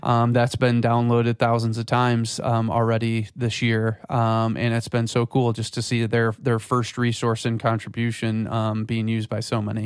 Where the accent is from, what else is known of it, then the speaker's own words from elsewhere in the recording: West Michigan, United States; also born or lived in Florida; I grew up in West Michigan, so, um, and, you know, moved away to Florida for school and then came, came back.